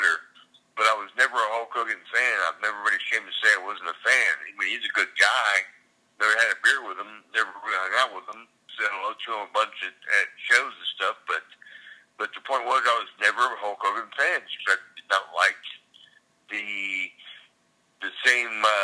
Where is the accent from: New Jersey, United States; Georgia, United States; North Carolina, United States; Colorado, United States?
Georgia, United States; Savannah; moved away as an adult; also born or lived in Carrollton, Georgia; now in Hilton Head Island, United States; I was born and raised in Savannah, Georgia